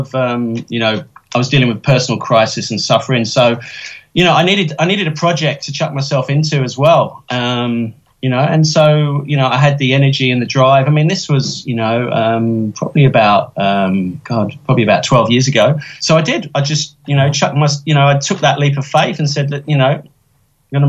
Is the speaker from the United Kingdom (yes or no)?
yes; London, United Kingdom; now in Australia; I grew up in the East End of London, one of the poorest areas of Britain, very working class